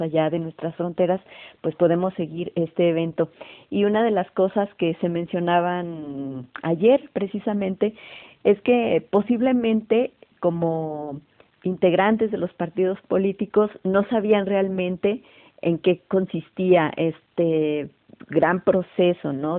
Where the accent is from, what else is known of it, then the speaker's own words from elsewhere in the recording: Mexico; como mexicanos, como mexicanas